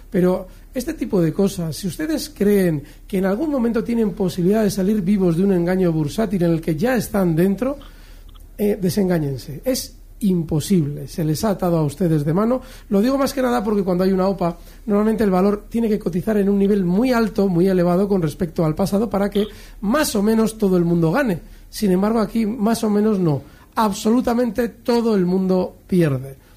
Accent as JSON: {"language": "Spanish", "town": "Málaga", "region": "Andalusia", "country": "Spain", "said": "de Málaga."}